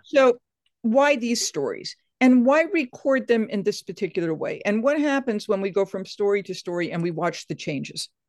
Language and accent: English; Atlantic coast in Massachusetts, United States; I'm from the Atlantic coast in Massachusetts.